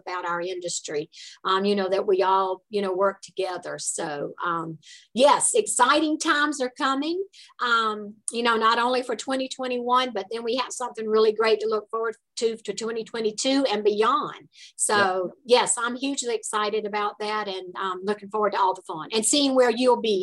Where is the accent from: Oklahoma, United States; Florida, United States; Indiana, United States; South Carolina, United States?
South Carolina, United States; accent: southern; I'm from South Carolina